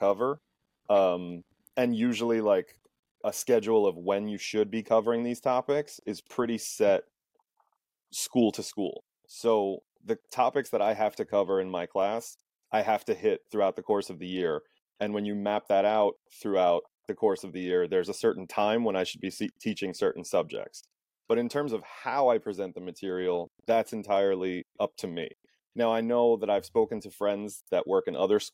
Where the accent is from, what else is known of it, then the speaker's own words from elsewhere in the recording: Valley Stream, New York, United States; also born or lived in Albany, New York; I was born and raised in Valley Stream. I've lived in Valley Stream sort of on and off my whole life.